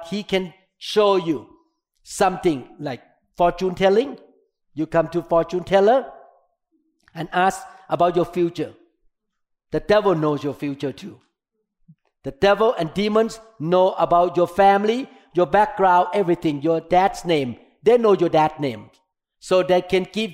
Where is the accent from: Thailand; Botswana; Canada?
Thailand; English is a second language; moved away as an adult; now in United States